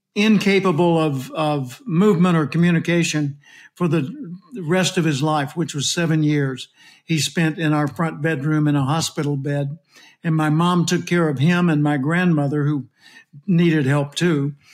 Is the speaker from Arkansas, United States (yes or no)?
yes; Little Rock, Arkansas, United States; also born or lived in California; now in Austin, United States; I was born in Little Rock, Arkansas. I live in Austin, Texas today, and was in California for 37 years. But I was born in Little Rock.